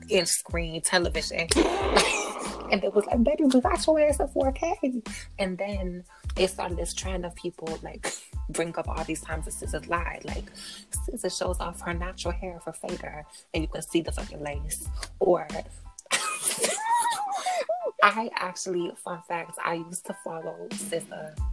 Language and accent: English; Miami, Florida, United States; I'm from Miami.